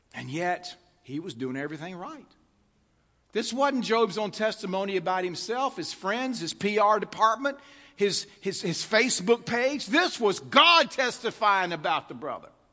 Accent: United States; I'm an American

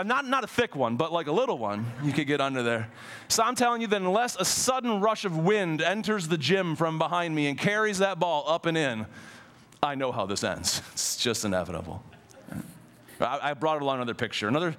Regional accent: Ohio, United States; moved away; I grew up in Ohio

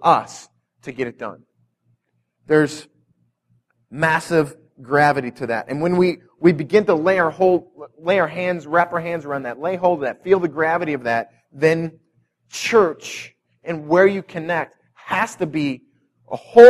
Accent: North County, Missouri, United States; I came from North County

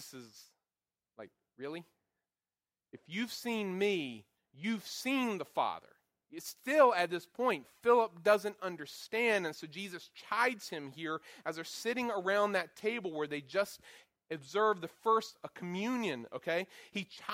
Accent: Goldsboro, North Carolina, United States; moved away; I'm from Eastern North Carolina, an area not known for its high class of anything, known for tobacco fields and pig farms and such, where I'm at in Goldsboro, where I grew up in Goldsboro.

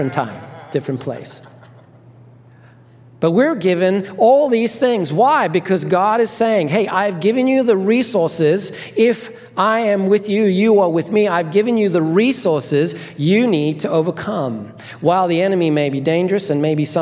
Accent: Zimbabwe; I grew up in Zimbabwe, Africa

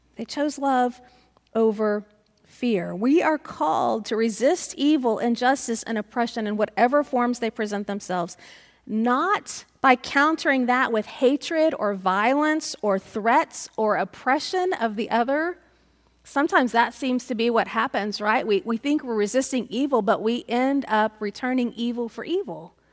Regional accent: United States; as American Christians

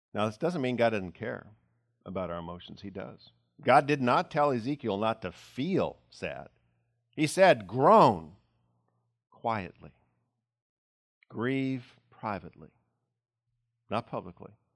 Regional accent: United States; as American Christians

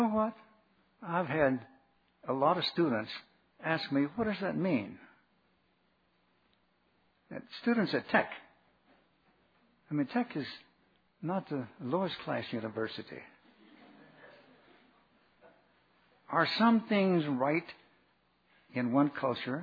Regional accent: Arkansas, United States; I was raised in Arkansas

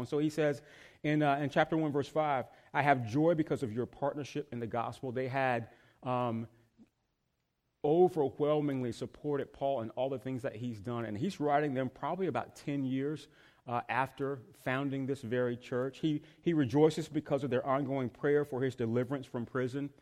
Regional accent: the South, United States; moved away as an adult; also born or lived in North Carolina; now in Northern Virginia, United States; I'm from the South

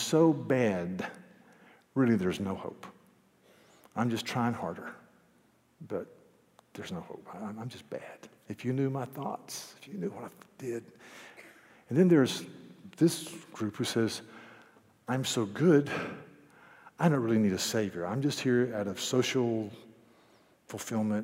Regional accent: United States; I'm an American

